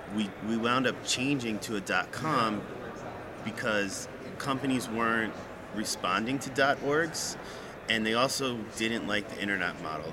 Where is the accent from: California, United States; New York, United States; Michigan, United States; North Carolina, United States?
New York, United States; also born or lived in Maryland / Virginia; now in Washington, D.C. area, United States; Originally from New York lived outside the DC area, both in Maryland, Virginia, for about the past 25 years.